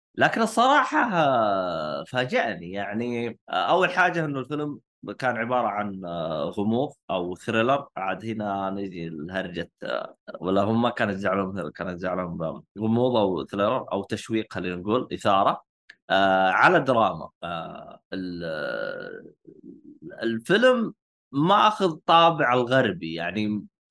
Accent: Saudi Arabia; عندنا بالسعوديه

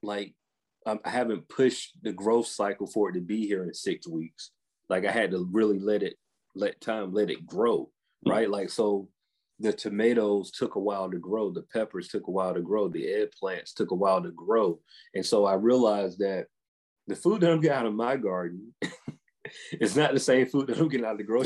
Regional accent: the South, United States

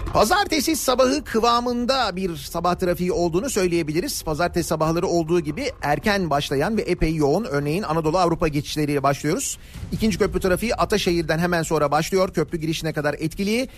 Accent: Turkey; bir Türk olarak

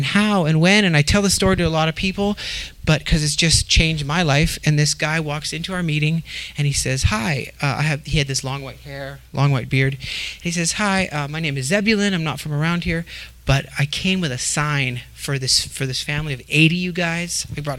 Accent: Oregon, United States; born there; And I was born in Oregon, and we were born all over. We were the wandering Jews, all eight of us.

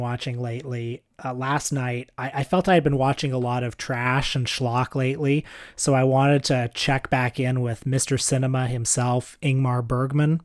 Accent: Canada; we're Canadian

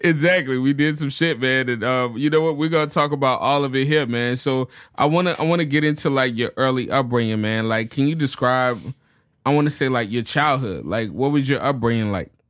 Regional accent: New Orleans, Louisiana, United States; moved away; also born or lived in Chicago; my hometown, New Orleans

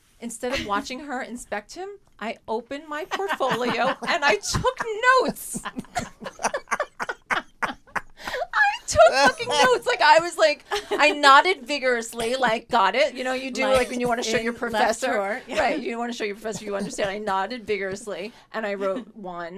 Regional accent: New York City, New York, United States; I grew up in New York City

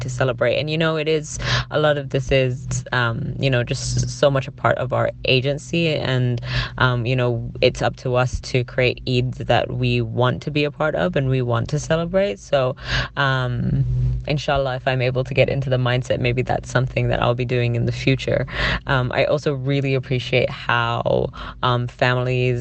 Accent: London, United Kingdom; now in Canada; growing up, I grew up in England, in South London

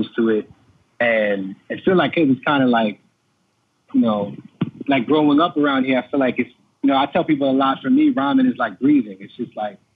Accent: New York City, New York, United States; also born or lived in East Harlem, New York; I was born in East Harlem at Mount Sinai Hospital and raised, you know, mostly in the Bronx.

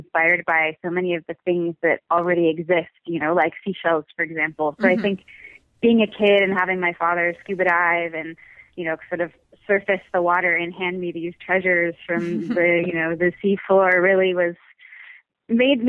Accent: Southern California coast, United States; I grew up on the Southern California coast

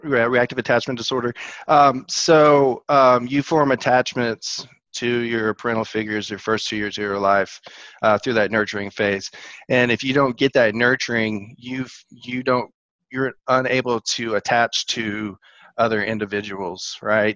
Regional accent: Dallas, Texas, United States; moved away as an adult; also born or lived in Georgia; now in Atlanta, United States; I'm a Texas boy living in Georgia right now. Uh, I grew up most of my life in Dallas.

